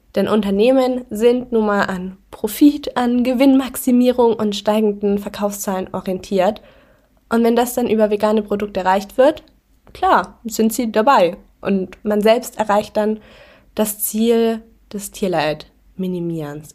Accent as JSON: {"language": "German", "area": "near Augsburg", "region": "Bavaria", "country": "Germany", "moved": "yes", "lives_now": "Berlin, Germany", "said": "ich komme ja auch aus der Nähe von Augsburg"}